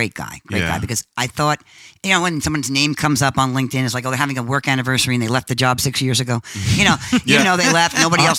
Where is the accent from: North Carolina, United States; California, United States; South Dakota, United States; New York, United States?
New York, United States; Mount Vernon; He from Mount Vernon, New York, where I'm my hometown